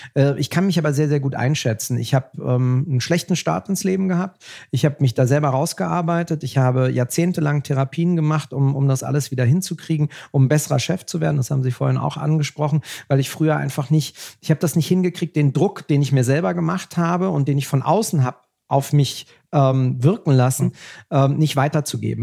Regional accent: Germany; Wir sind doch Deutsche

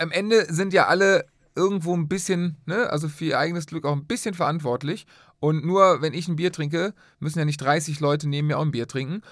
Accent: Cologne, North Rhine-Westphalia, Germany; wir sind Rheinländer, wir sind Kölner.

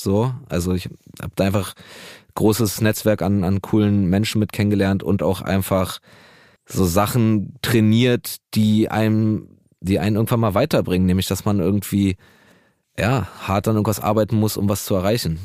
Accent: Berlin, Germany; ich bin auch in Neukölln groß geworden

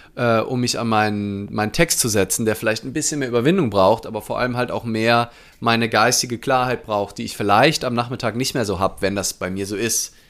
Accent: Mainz, Rhineland-Palatinate, Germany; ich aus Mainz bin

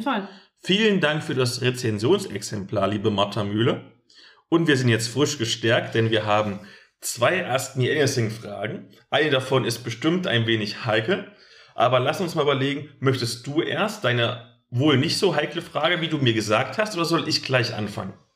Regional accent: East Germany, Germany; bei uns im Osten

